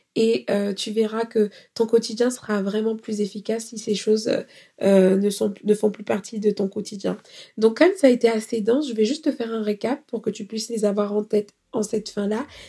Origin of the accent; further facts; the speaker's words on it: France; nous, on est des Français